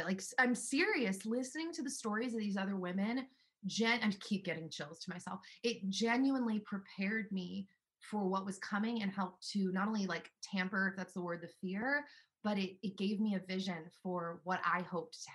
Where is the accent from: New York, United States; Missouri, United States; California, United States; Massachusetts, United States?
California, United States; Los Angeles; now in Nashville, United States; And I'm from Los Angeles